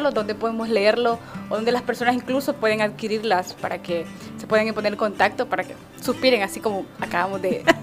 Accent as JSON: {"language": "Spanish", "town": "Tonacatepeque", "region": "San Salvador", "country": "El Salvador", "said": "yo también soy de Tonaca."}